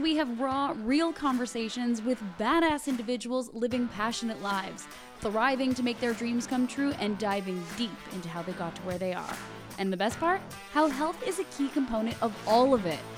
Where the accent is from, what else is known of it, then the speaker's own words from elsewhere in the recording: Canada; my home country of Canada